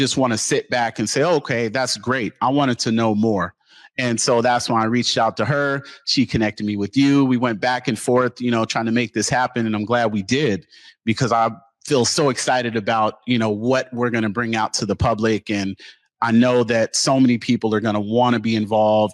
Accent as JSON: {"language": "English", "town": "Seattle", "region": "Washington", "country": "United States", "tie": "born or raised there", "said": "I'm born and raised in Seattle, grew up in the Central District"}